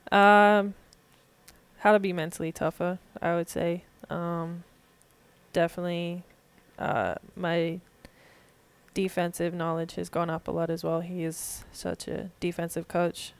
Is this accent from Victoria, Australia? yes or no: yes; Warrandyte, Victoria, Australia; moved away as an adult; now in Little Rock, United States; I grew up in kind of a small town called Warrendite